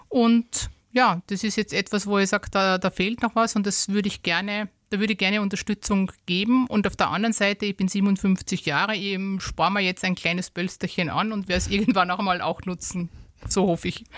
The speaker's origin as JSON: {"language": "German", "region": "Styria", "country": "Austria", "said": "bei uns in der Steiermark"}